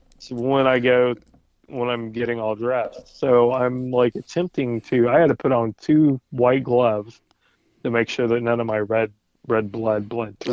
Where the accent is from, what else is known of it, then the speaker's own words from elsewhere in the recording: Indianapolis, Indiana, United States; also born or lived in Shelbyville, Indiana; I was born in Shelbyville. I was raised on the east side of Indianapolis. I moved back when I was in sixth grade